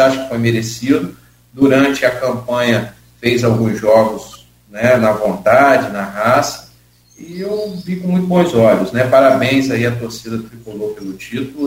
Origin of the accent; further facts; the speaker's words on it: Grussaí, Rio de Janeiro, Brazil; eu sou nascido e criado em Gruçaí